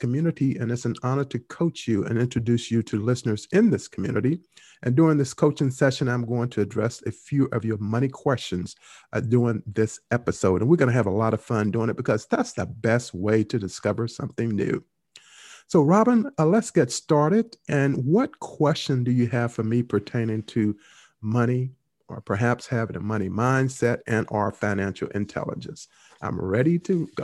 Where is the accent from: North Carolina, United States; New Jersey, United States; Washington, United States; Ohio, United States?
North Carolina, United States; Henderson; Henderson, North Carolina, my hometown.